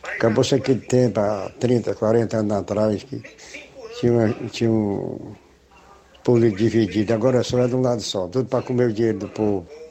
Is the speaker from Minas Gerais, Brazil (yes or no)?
no; Ceará, Brazil; sou cearense, brasileiro